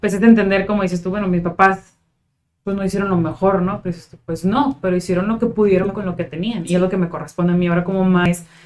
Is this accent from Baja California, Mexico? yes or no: yes; Tijuana, Baja California, Mexico; soy de Tijuana desde hace 29 años